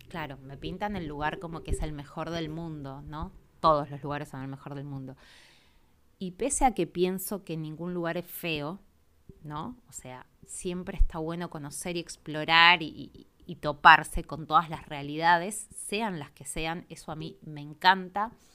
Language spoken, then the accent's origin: Spanish; Argentina; soy argentina